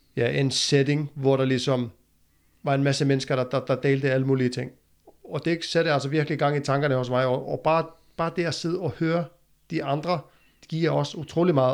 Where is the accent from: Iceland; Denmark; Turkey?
Iceland; moved away; hjemme i Island